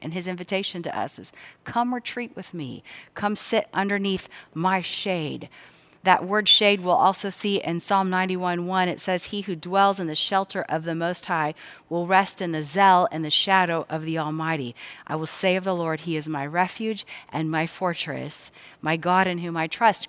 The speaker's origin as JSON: {"language": "English", "town": "Cincinnati", "region": "Ohio", "country": "United States", "tie": "born or raised there", "said": "I grew up here in the Cincinnati area"}